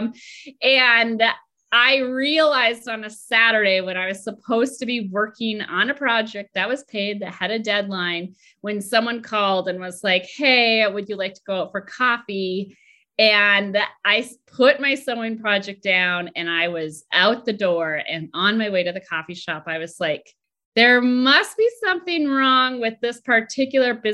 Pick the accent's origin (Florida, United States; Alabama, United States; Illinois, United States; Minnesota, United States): Minnesota, United States; moved away as an adult; also born or lived in Boston; I grew up in Minnesota and I went to college at home.